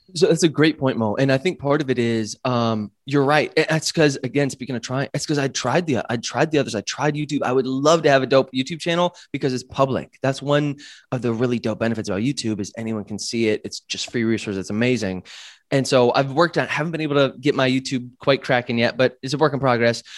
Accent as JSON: {"language": "English", "country": "United States", "also_born_or_lived": "Chiang Mai, Thailand", "moved": "as an adult", "said": "being American"}